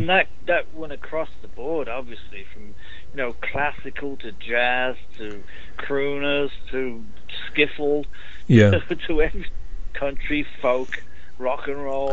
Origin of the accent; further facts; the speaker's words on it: Birmingham, West Midlands, United Kingdom; moved away; also born or lived in London; in Birmingham, my hometown.